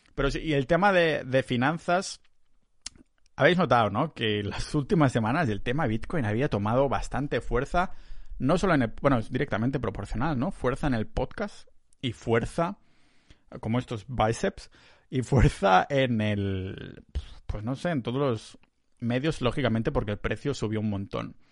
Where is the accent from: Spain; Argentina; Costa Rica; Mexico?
Spain; Catalonia; now in Tallinn, Estonia; soy muy catalán